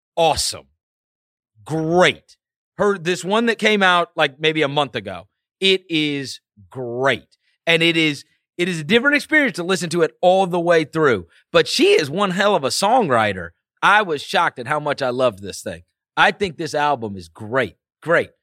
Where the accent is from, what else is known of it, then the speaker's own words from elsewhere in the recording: St. Louis, Missouri, United States; moved away as an adult; also born or lived in New York; now in Memphis, United States; I grew up in New York, My father, uh, we moved because of his job to Saint Louis when I was in fourth grade. And then I lived in Saint Louis until I went to college